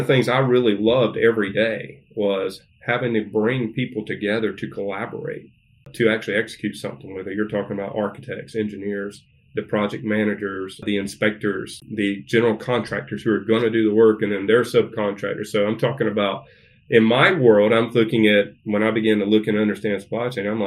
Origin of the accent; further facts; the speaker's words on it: Statesboro, Georgia, United States; moved away as an adult; now in Northwest Arkansas, United States; I'm from Georgia, born and raised, Southeast Georgia, about a little town called Statesboro, Georgia